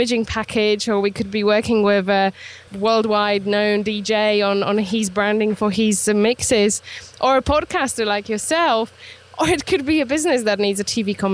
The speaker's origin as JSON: {"language": "English", "country": "Poland", "moved": "as an adult", "lives_now": "Isle of Wight, United Kingdom", "said": "I'm originally from Poland, so I am actually, I guess, Polish still, but I'm British too."}